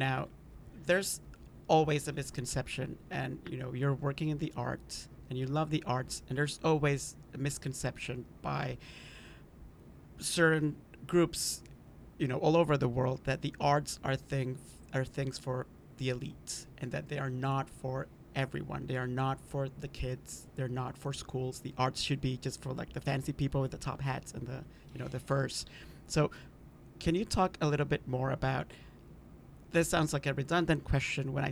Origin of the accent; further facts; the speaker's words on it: Honduras; moved away; I grew up in Honduras.